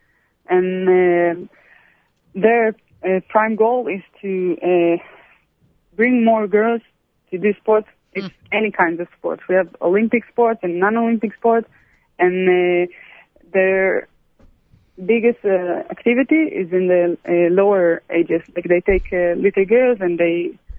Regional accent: Israel; also born or lived in Brussels, Belgium; I grew up in Ancelia

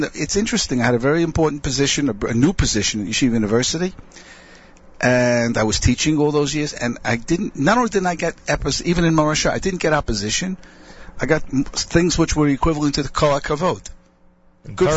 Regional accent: United States; first language English; moved away as an adult; now in Israel; I'm officially an Israeli. That doesn't mean I'm not an American citizen

